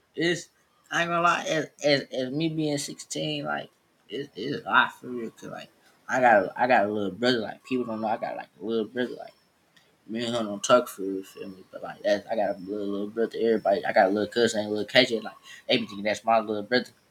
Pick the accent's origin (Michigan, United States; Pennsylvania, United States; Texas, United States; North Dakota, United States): Michigan, United States; Detroit; Same school, same neighborhood. I'm from East Warren